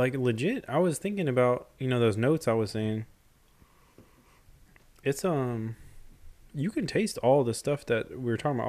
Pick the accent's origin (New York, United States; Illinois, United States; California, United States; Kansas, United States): New York, United States; Long Island; I was born on Long Island.